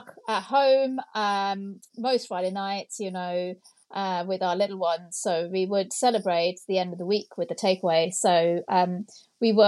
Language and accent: English; Mumbai, Maharashtra, India; I grew up in Mumbai